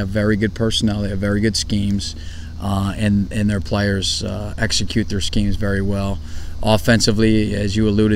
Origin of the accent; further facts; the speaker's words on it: Northeast Ohio, United States; moved away; I'm from Northeast Ohio